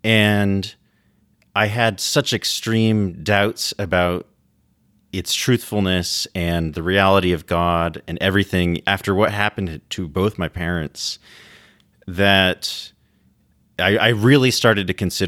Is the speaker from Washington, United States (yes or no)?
yes; Washington, United States; Yeah, so I grew up in Washington State and was born into a Mormon family.